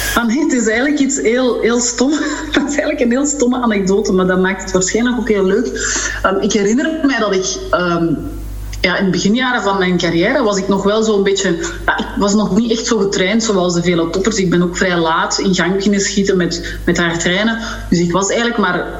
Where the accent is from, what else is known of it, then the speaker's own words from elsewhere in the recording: Sint-Job-in-'t-Goor, Flanders, Belgium; vanaf mijn acht jaar in Sint-Job in Schoor, dus daar was ook wel heel veel ruimte om te spelen